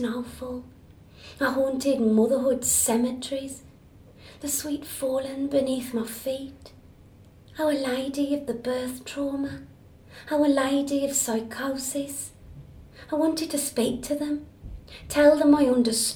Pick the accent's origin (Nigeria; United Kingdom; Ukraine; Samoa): United Kingdom; Black Country, West Midlands; moved away; also born or lived in Edinburgh; where I grew up in the Black Country in Birmingham, there was many, many pigeon lofts